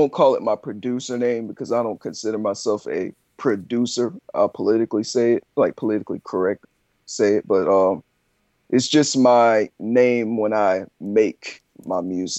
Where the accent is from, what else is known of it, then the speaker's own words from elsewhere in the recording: Fort Campbell, Kentucky, United States; now in Columbia, United States; No, I'm a military child. I'm from Fort Campbell, Kentucky.